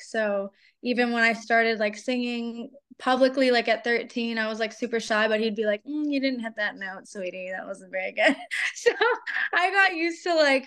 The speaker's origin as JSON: {"language": "English", "town": "Pittsburgh", "region": "Pennsylvania", "country": "United States", "moved": "yes", "lives_now": "Atlanta, United States", "said": "I'm based in Atlanta, but I'm from Pittsburgh originally"}